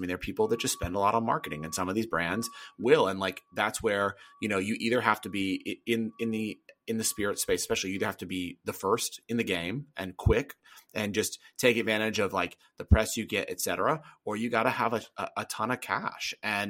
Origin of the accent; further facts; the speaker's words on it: the South, United States; Yeah, man, I'm from the South.